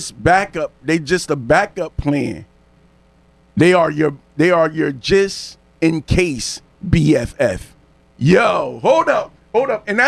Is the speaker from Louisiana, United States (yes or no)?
yes; New Orleans, Louisiana, United States; I'm from New Orleans. I'm from the city, man.